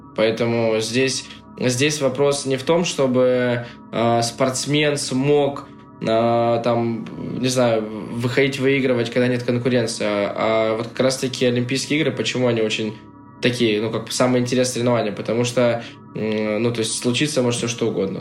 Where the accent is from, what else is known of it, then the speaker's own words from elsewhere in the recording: Russia; я вот из России, я русский